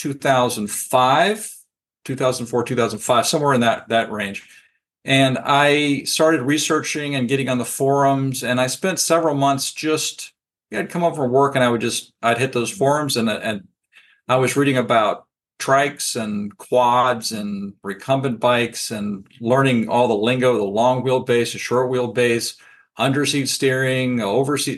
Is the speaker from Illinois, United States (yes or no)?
no; Falls Church, Virginia, United States; I grew up in Falls Church, Virginia, sort of inside the Beltway around Washington, D.C.